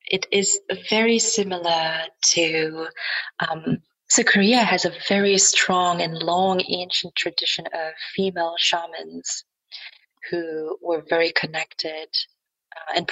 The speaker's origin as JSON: {"language": "English", "country": "Germany", "tie": "born or raised there", "second_language": "English", "said": "the awareness is a different one now compared to 10 or 20 years ago when I grew up in Germany."}